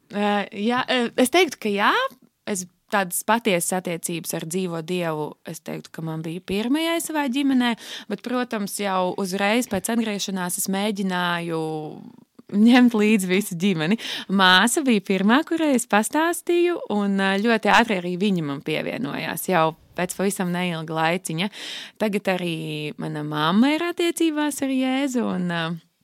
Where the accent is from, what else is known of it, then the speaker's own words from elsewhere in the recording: Riga, Latvia; esmu no Rīgas, tur arī esmu pavadījusi visu savu dzīvi jau no pašas bērnības